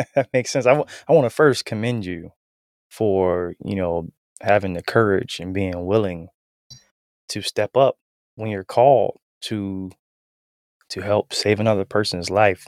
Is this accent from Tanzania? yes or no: no; Canton, Ohio, United States; now in Huntersville, United States; I'm originally from Canton, Ohio